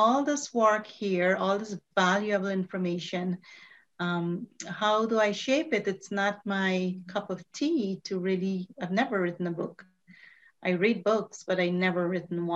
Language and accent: English; Guyana; moved away as an adult; I came from Guyana as an immigrant, you know, in my very early 20s